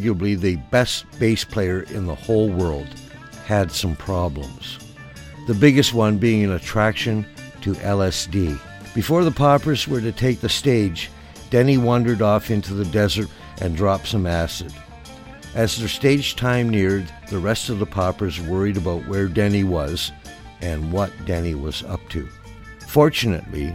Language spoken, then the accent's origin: English; Peterborough, Ontario, Canada; my hometown of Peterborough